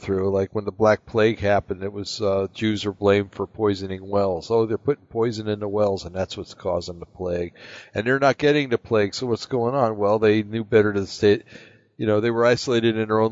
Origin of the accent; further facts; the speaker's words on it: East Coast, United States; moved away; when I grew up back on the East Coast